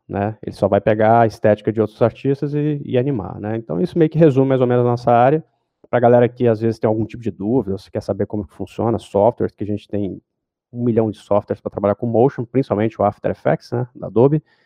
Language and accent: Portuguese; Goiânia, Goiás, Brazil; moved away as an adult; now in São Paulo, Brazil; Eu, eu, moro em São Paulo, mas eu sou de Goiânia